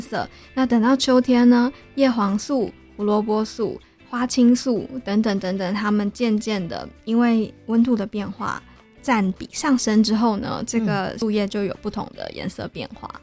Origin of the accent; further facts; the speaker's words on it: Taichung, Taiwan; 我是台中人，对。然后在台中的街道，就连我家门前种的就是台湾栾树